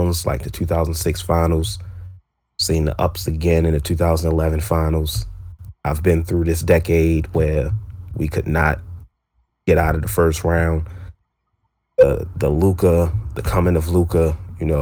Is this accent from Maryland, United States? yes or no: yes; Baltimore, Maryland, United States; I'm from Baltimore, Maryland